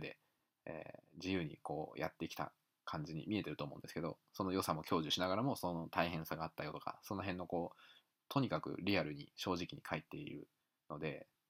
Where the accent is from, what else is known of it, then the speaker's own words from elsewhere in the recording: United States; now in Japan; 日本で生まれてアメリカで育った自分